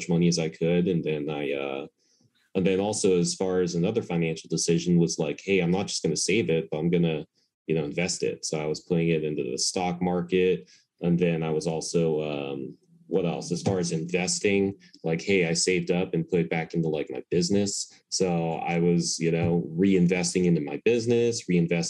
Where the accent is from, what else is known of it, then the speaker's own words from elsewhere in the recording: United States; I was born and raised in America